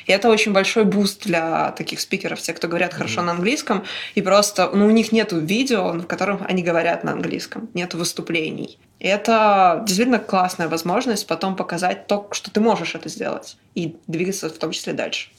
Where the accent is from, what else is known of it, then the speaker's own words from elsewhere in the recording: Minsk, Belarus; я родилась в Минске